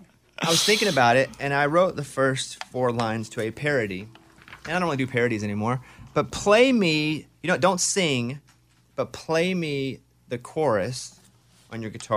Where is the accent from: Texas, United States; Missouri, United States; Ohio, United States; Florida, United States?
Texas, United States; I mean, growing up in Texas